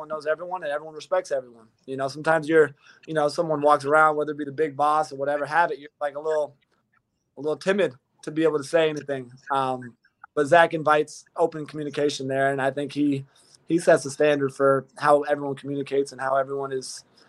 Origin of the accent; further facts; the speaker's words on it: California, United States; moved away; I'm from Cali